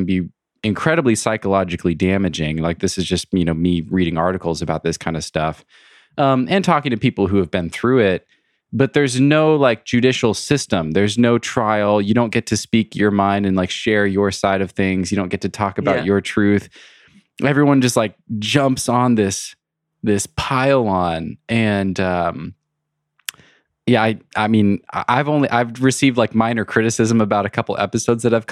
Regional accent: United States; being an American

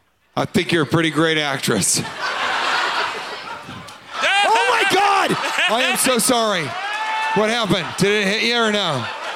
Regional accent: Colorado, United States; I'm from Colorado

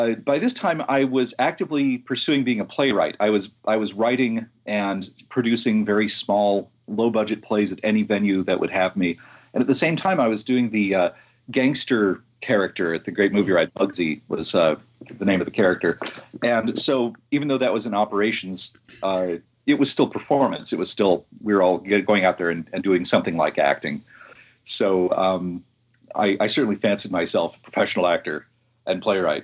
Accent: New Mexico, United States; also born or lived in Southern California / Maitland, Florida; most of my growing up years were in New Mexico

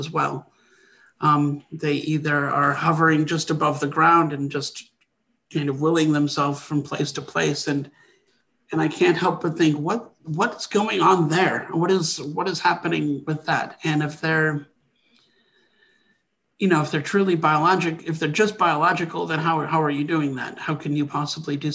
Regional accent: Wisconsin, United States; I grew up in Wisconsin

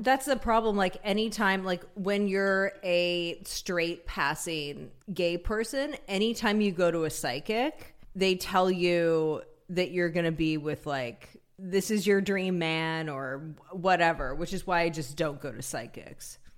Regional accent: Humboldt County, California, United States; I grew up in Humboldt County

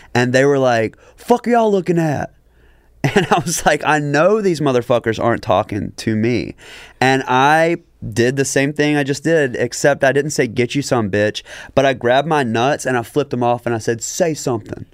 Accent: Jackson, Mississippi, United States; public school in Jackson, Mississippi, right? So we are from a history.

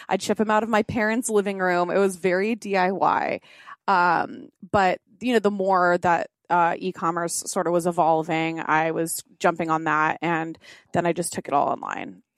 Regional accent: Orange County, California, United States; I was born and raised in Orange County, California

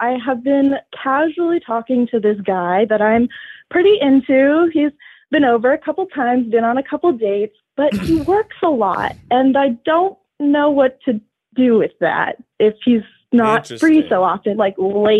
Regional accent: Boston, Massachusetts, United States; now in Berkeley, United States; I'm from Boston

